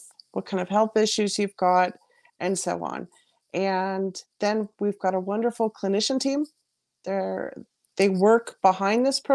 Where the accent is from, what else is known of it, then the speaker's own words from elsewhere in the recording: Alaska, United States; moved away as an adult; also born or lived in Bavaria, Germany; now in Germany; I'm originally from America, but have been living over here for about 20 years already, from Alaska.